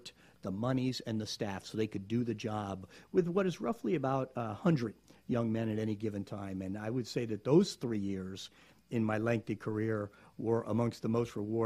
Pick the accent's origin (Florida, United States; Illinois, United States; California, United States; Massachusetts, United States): Florida, United States; South; now in Gainesville, United States; I grew up in South Florida